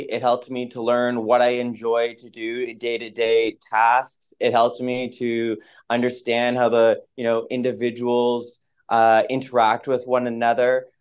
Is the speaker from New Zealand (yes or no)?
no; Moncton, New Brunswick, Canada; moved away; also born or lived in Halifax, Nova Scotia; I grew up in Moncton, New Brunswick